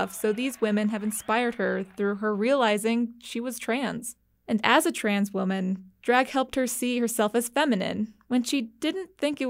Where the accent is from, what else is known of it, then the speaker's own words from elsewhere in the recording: Riverton, Wyoming, United States; moved away as an adult; also born or lived in Laramie, Wyoming; now in Ohio, United States; I grew up in Riverton, a small town in the middle of Wyoming.